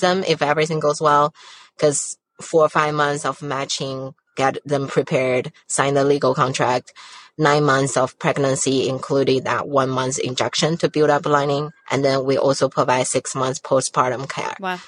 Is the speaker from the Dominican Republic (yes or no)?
no; China; now in United States; I was born and raised in China